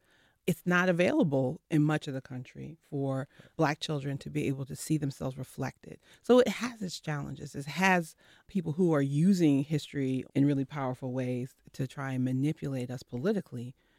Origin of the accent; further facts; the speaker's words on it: New Jersey, United States; now in North Carolina, United States; I'm from Jersey, so you know, evidently.